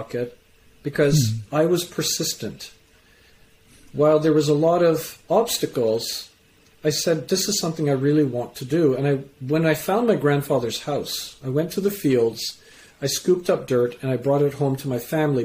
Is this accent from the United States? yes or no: no; Canada; also born or lived in England; I was born in England, raised in Canada.